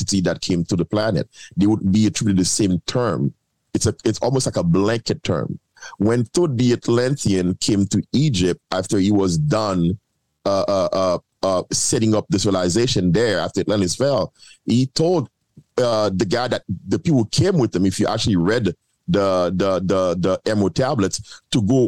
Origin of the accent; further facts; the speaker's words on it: Haiti; I'm from Haiti